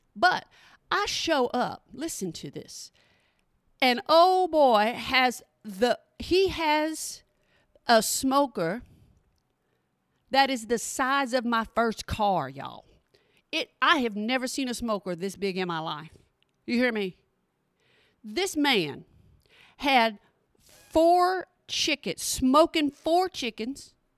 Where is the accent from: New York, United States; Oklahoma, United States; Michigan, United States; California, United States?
Oklahoma, United States; now in Texas, United States; I'm from Oklahoma